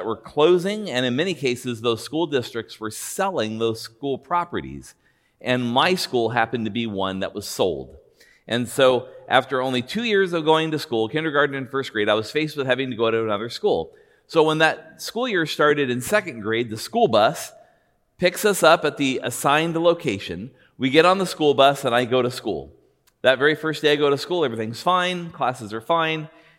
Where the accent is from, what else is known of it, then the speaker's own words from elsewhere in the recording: Buena Park, California, United States; Now, I grew up in Buena Park, California, and I lived in a house two doors down from my elementary school.